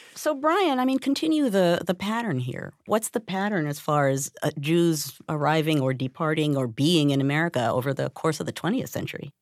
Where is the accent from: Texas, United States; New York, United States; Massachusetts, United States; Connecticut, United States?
New York, United States; I grew up in New York